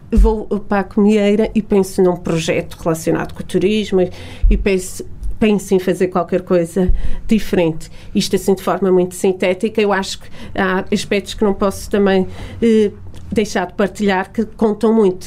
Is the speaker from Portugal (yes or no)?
yes; Portugal; also born or lived in Lisbon; Nós, portugueses, somos muito bairristas